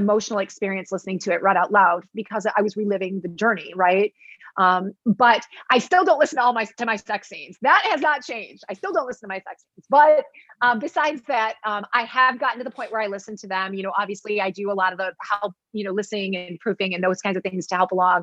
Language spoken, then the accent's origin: English; Michigan, United States; I'm a Michigander